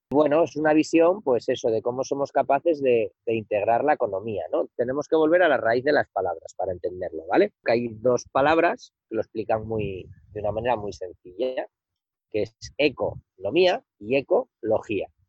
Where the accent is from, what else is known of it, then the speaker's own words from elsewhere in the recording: Somiedo, Asturias, Spain; also born or lived in Madrid / San Francisco; yo no te estoy hablando desde mi pueblo, desde Somiedo